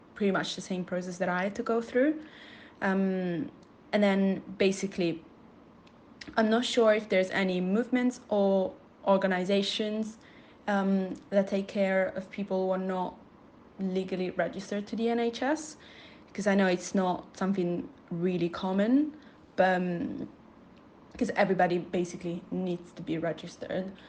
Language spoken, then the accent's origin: English; Italy; now in Manchester, United Kingdom; I'm from Italy and I'm currently living in the UK in Manchester.